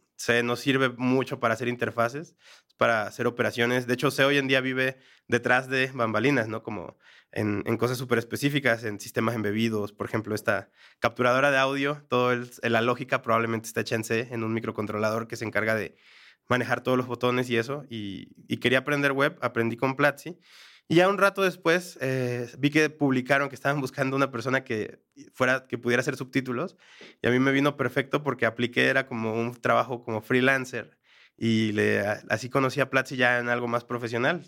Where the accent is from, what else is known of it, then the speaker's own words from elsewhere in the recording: Mexico; moved away as an adult; now in Bogotá, Colombia; soy mexicano, trabajar en mi país es relativamente más simple